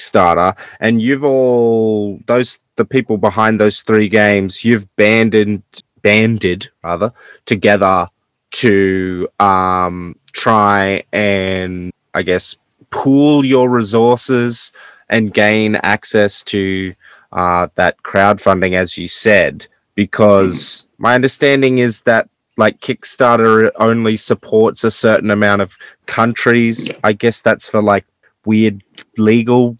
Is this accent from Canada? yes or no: no; Australia; even as an Australian